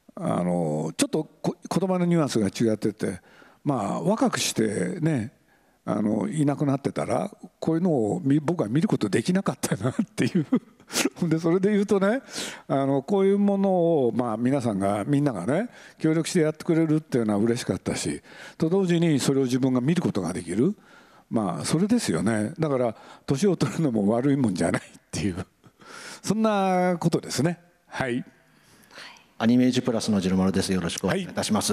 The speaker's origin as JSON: {"language": "Japanese", "region": "Aichi", "country": "Japan", "tie": "born or raised there", "moved": "yes", "said": "愛知県なんで僕の出身地"}